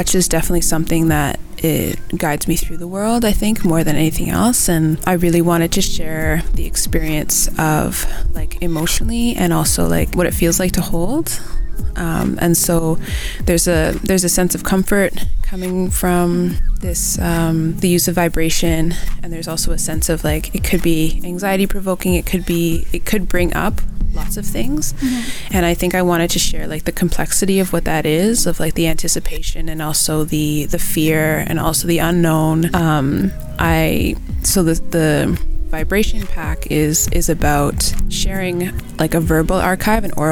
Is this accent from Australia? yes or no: no; Markham, Ontario, Canada; I grew up just outside of Toronto, a place called Markham